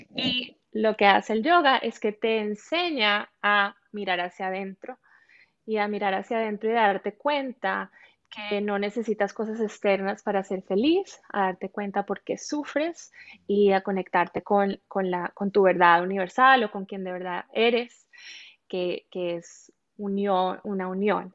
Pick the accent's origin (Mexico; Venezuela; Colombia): Colombia; moved away as an adult; Soy colombiana, nací y crecí en Colombia, viví ahí mis primeros veinte años